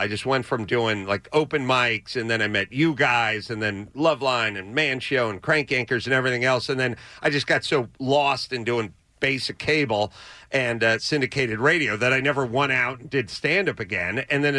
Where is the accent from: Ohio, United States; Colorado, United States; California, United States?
California, United States; Los Angeles; I was going to North Hollywood High to the Taco Bell across the street from North Hollywood High, and I lived up the street from the Taco Bell